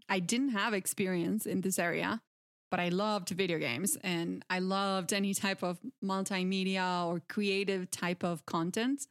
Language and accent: English; Santa Fe, Argentina; English is a second language; I am originally from Argentina. Um, I grew up in a small agricultural town, uh, in the province of Santa Fe